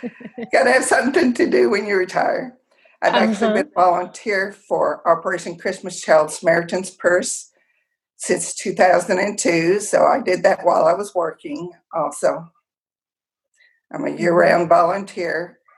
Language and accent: English; Tulsa, Oklahoma, United States; moved away as an adult; also born or lived in Fort Chaffee, Arkansas; I lived in Oklahoma for 49 years before I moved here. And so I guess I'm from Tulsa, Oklahoma.